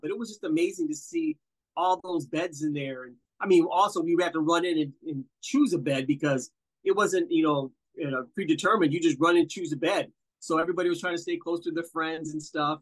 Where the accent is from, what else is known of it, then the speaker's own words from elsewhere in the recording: Wisconsin, United States; I'm from Wisconsin